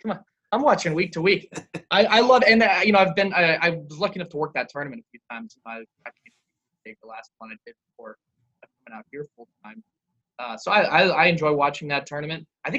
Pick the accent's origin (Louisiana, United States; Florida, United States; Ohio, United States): Ohio, United States; Columbus; And I grew up in Columbus.